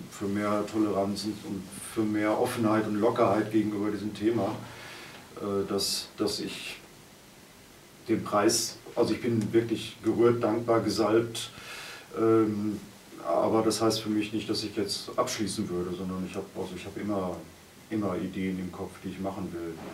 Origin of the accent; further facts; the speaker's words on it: Cologne, North Rhine-Westphalia, Germany; ich komme ja aus Köln, da waren einige Karnevale dazwischen.